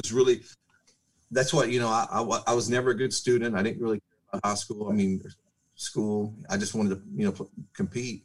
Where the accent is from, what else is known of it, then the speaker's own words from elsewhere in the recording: Crane, Texas, United States; I actually grew up in Crane. It's a 3A school. It's in West Texas